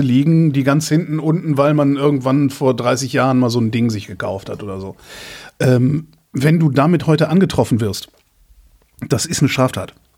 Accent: Rhineland, Germany; moved away; wir sind ja beide im Rheinland aufgewachsen

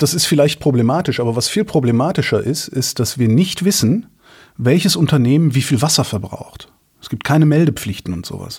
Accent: Germany; bin Deutscher

